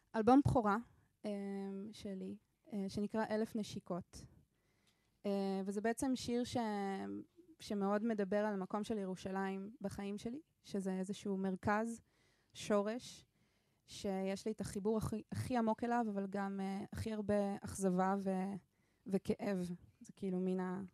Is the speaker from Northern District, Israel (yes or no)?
no; Ramat Gan, Tel Aviv District, Israel; also born or lived in Jerusalem / Switzerland / New York; now in Jaffa, Israel; נולדתי בירושלים, גדלתי ברמת גן, תל אביב